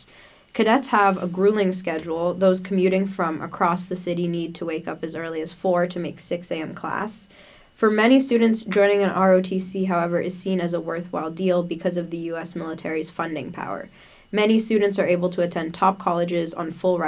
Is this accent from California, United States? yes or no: no; Brookline, Massachusetts, United States; moved away as an adult; now in Chicago, United States; Brookline, my hometown